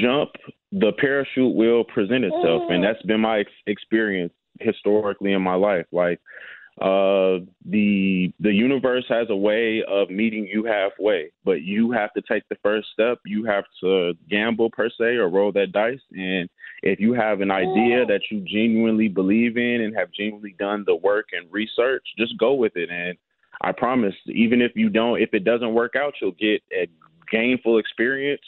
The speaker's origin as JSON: {"language": "English", "town": "Chicago", "region": "Illinois", "country": "United States", "tie": "born or raised there", "said": "I'm born and raised on the South Side of Chicago"}